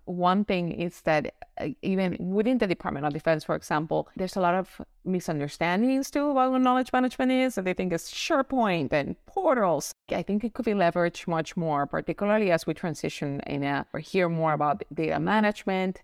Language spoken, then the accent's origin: English; Puerto Rico; now in Florida, United States; I am originally from Puerto Rico. Now I live in sunny Florida